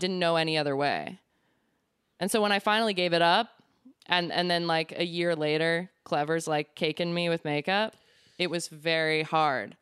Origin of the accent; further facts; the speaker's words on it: Lemont, Illinois, United States; also born or lived in Elmwood Park, Illinois; I'm originally from Lamont